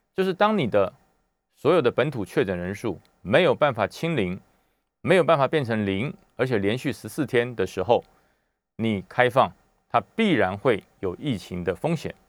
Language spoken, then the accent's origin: Chinese; Taiwan; 我们台湾人